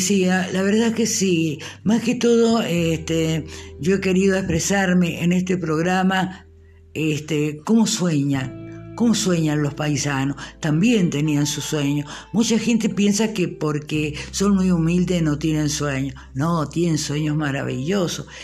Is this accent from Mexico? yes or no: no; Argentina; nuestra patria